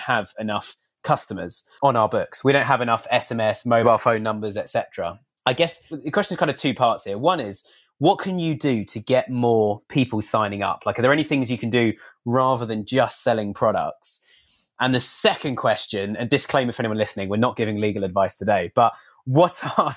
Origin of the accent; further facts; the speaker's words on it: United Kingdom; as a Brit